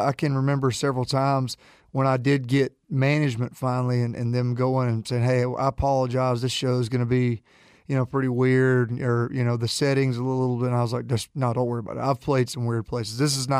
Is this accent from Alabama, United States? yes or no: yes; Jacksonville, Alabama, United States; Jacksonville, Alabama.